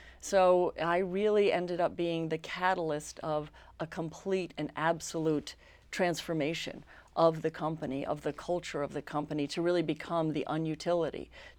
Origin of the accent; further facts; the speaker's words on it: New York City, New York, United States; I grew up in New York City, child of a working New York actor, which meant that he wasn't working a lot.